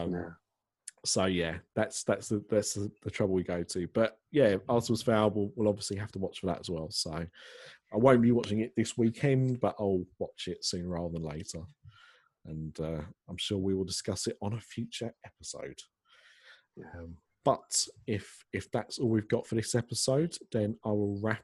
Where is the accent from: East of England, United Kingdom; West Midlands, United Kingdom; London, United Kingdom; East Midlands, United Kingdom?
East of England, United Kingdom; Essex; I'm from Essex